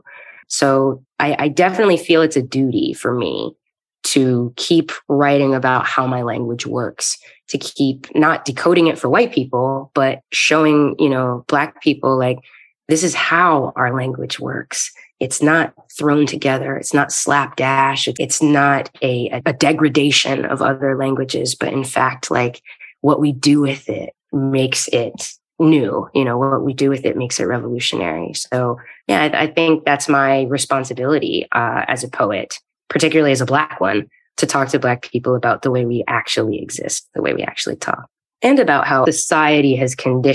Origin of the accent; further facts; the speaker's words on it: Eastern North Carolina, United States; I come from Eastern North Carolina, tobacco fields and cotton